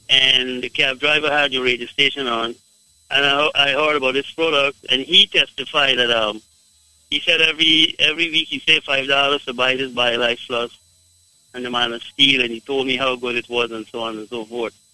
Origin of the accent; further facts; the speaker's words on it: Guyana; I am from Guyana, but uh, I have uh, my wife is from Jamaica.